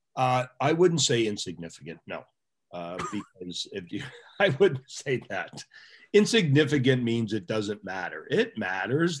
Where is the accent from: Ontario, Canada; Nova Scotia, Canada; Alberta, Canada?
Ontario, Canada; Pickering; I'm a guy from Pickering, Ontario that lived 50 feet from the nuclear power plant with eight reactors